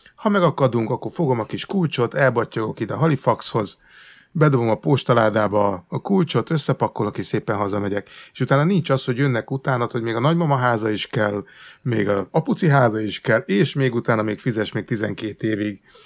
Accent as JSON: {"language": "Hungarian", "country": "Hungary", "moved": "as an adult", "lives_now": "England, United Kingdom", "said": "én egy emigráns magyar vagyok"}